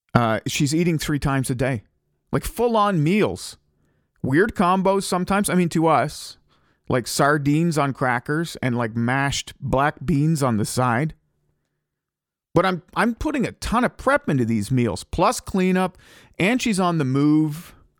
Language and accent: English; Ottawa, Ontario, Canada; moved away; My wife gets a job promotion to come to Ottawa and it's my hometown.